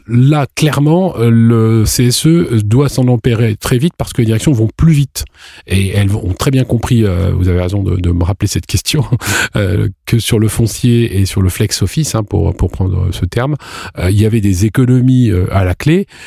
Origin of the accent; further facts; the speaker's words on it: France; on est français